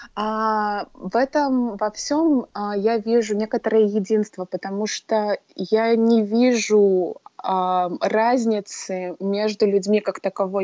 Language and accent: Russian; Murmansk, Murmansk Oblast, Russia; moved away as an adult; now in Hawaii, United States; я жила в одном городе, в Мурманске, с которыми я училась в школе, потом в колледже